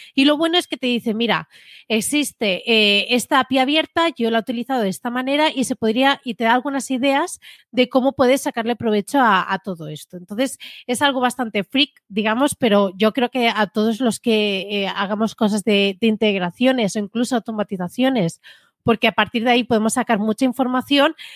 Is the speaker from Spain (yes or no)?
yes; Spain; Domingo y yo somos de España